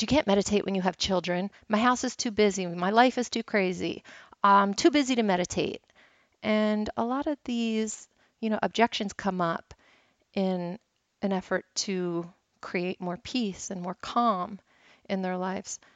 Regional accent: Philadelphia, Pennsylvania, United States; I'm from Philly

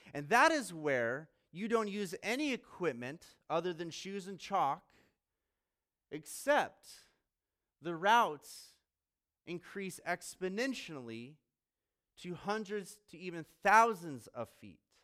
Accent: Colorado Springs, Colorado, United States; also born or lived in Virginia / Australia / Maryland / Pennsylvania; now in Fort Wayne, United States; Grew up in Colorado Springs.

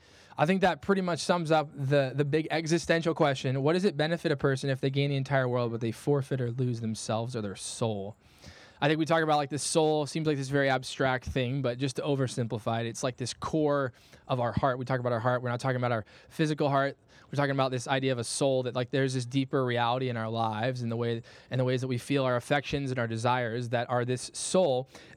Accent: Midwest, United States; I'm a Midwesterner, all right? I'm dedicated to this regardless of the weather.

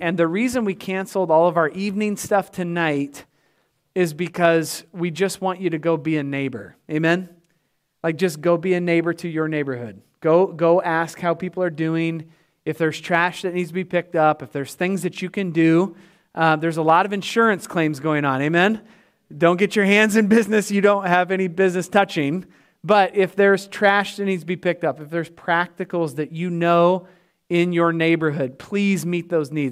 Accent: Winterset, Iowa, United States; moved away; I know my folks are down there. It's my hometown.

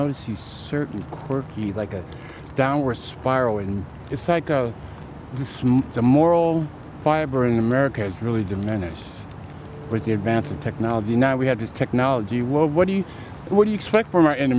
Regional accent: Minnesota, United States; also born or lived in Bay Area; now in Oakland, United States; I'm originally from Minnesota

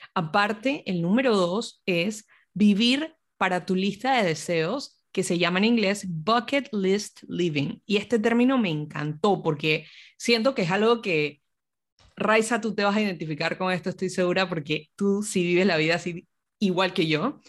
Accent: Panama; moved away; me mudé de vuelta a Panamá, que es mi país de origen

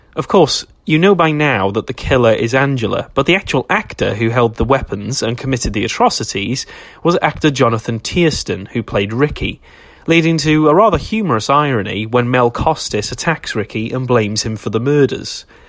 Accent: Wales, United Kingdom; I'm a Welshman

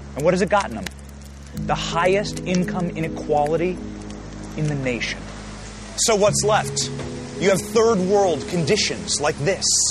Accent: Los Angeles, California, United States; I was born in Los Angeles in the nineteen eighties

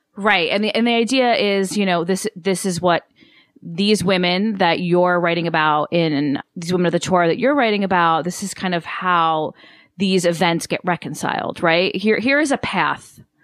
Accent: United States; as much as my ancestry is Italian and I'm so proud of that and connected to it, I'm, I'm American

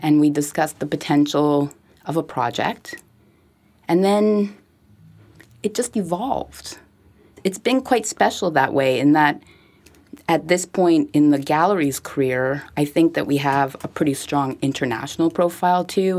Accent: Montreal, Quebec, Canada; I grew up in Westmount

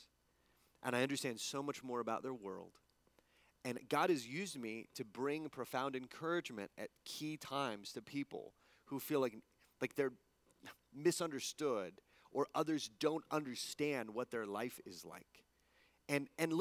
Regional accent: El Paso, Texas, United States; moved away; also born or lived in East Coast; growing up in El Paso

